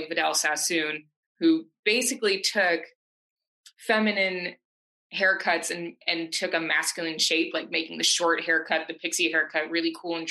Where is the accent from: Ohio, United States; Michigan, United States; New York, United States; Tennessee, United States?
New York, United States; Syracuse; also born or lived in Brooklyn, New York; I'm originally from Syracuse, New York. I moved to New York City. I was 19.